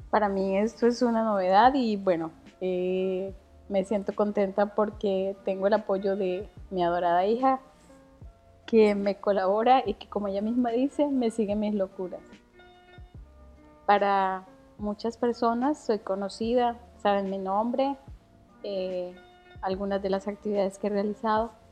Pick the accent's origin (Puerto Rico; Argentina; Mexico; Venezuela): Venezuela; moved away as an adult; hubo un cambio, me vine de Venezuela, ahora qué hago